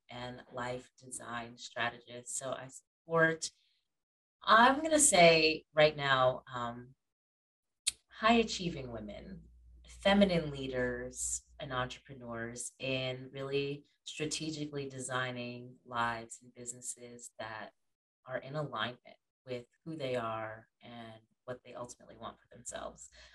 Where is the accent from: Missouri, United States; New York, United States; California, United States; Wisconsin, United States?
New York, United States; Schenectady; moved away as an adult; now in Atlanta, United States; I grew up in like the Schenectady Gilderland area.